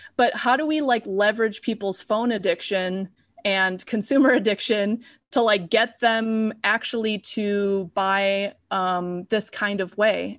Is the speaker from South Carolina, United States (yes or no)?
no; Chicago, Illinois, United States; I'm a city person, I'm from Chicago